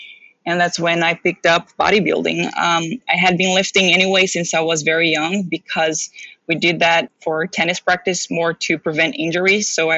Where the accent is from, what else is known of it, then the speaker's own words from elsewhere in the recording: Brazil; also born or lived in Daytona Beach, United States / Philadelphia, United States; now in United States; So I moved from super hot weather from Brazil to super hot weather to Daytona Beach to Philadelphia, where, you know, it snows and there's shoveling involved in all of that.